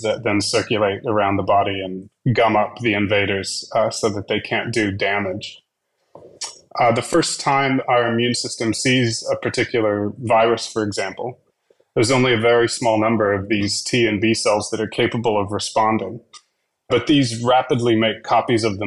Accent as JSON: {"language": "English", "town": "Dallas", "region": "Texas", "country": "United States", "tie": "born or raised there", "moved": "yes", "lives_now": "Australia", "said": "I grew up in Dallas, Texas"}